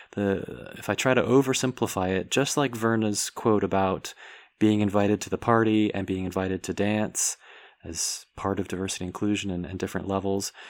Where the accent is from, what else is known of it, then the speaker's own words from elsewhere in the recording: United States; myself being American, white, male, heterosexual